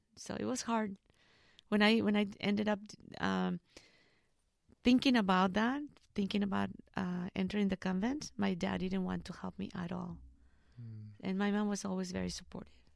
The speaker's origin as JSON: {"language": "English", "town": "Arandas", "region": "Jalisco", "country": "Mexico", "tie": "born or raised there", "also_born_or_lived": "Guadalajara, Mexico", "second_language": "English", "moved": "as an adult", "lives_now": "United States", "said": "I was born in Guadalajara, but I live in Arandas um, all my life."}